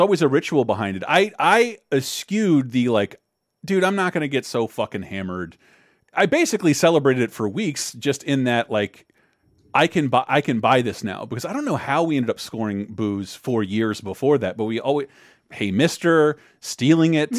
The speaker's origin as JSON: {"language": "English", "region": "Florida", "country": "United States", "tie": "born or raised there", "said": "as someone growing up in Florida"}